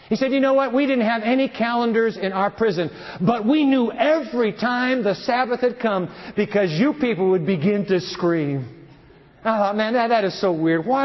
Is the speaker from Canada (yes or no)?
no; Germany; English is a second language; You see, I'm Lutheran. I'm from Germany. But I was in Romania in prison, communist Romania.